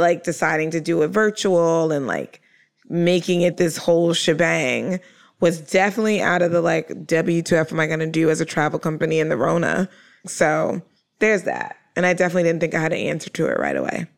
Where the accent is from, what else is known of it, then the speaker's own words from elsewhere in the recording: New York, United States; I'm a New Yorker